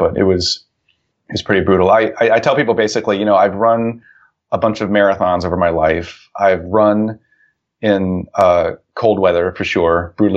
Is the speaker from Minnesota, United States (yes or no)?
no; Ohio, United States; the town where I grew up in Ohio